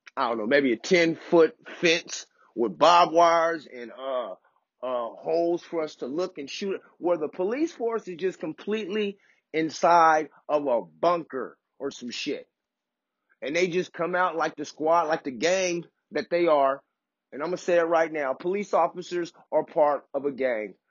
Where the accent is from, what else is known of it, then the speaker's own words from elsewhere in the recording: Oak Park, United States; I grew up in Oak Park, went to Bret Hart.